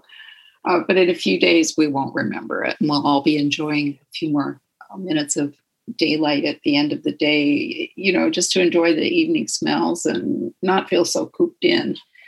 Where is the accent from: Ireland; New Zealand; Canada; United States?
United States; Dearborn, Michigan; also born or lived in Toledo; now in Saratoga, United States; Well, I am originally from an area near Detroit, Michigan. Hello, Cindy in Flat Rock. I was born in Toledo, Ohio, and we moved to Dearborn area until 1960 something, and then migrated out to California here in Saratoga, Los Gatos area of the peninsula